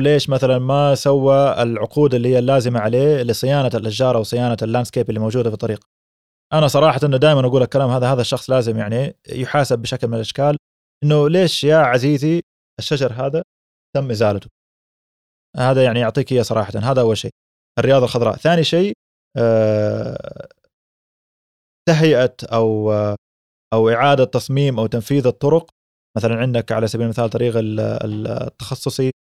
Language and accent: Arabic; Mecca, Makkah Province, Saudi Arabia; now in Jeddah, Saudi Arabia; أنا من مكة ومن سكان جدة